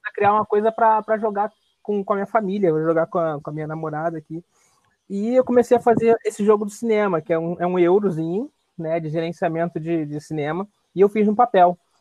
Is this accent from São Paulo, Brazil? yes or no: no; Rio de Janeiro, Brazil; sou carioca.